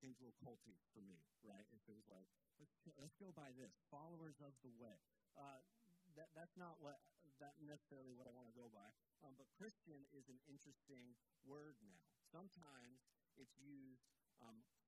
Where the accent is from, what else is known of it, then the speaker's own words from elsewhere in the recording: Georgia, United States; now in Pensacola, United States; I grew up in Georgia